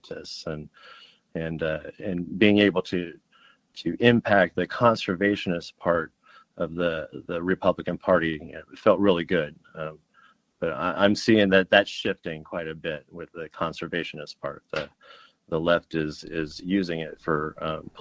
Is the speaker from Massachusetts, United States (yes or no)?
no; Washington, United States; I'm actually in my home state, Washington, right outside of Seattle